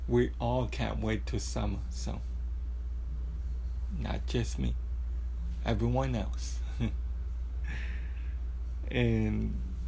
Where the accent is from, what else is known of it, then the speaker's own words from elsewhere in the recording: San Antonio, Texas, United States; born and raised in San Antonio